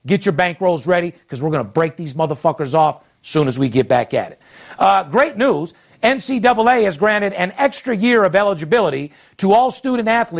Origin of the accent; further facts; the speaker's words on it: Las Vegas, Nevada, United States; third generation, born and raised in Las Vegas